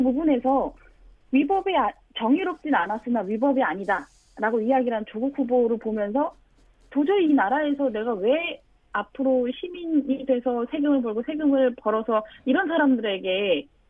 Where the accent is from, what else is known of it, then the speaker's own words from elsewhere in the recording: Cheongju, North Chungcheong, South Korea; moved away; 저는 고향이 청주여서요